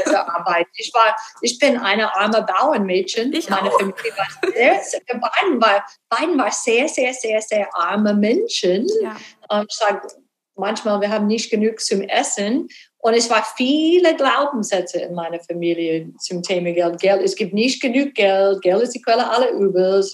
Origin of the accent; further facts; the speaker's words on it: Texas, United States; German is a second language; moved away; ich bin gebürtige Texanerin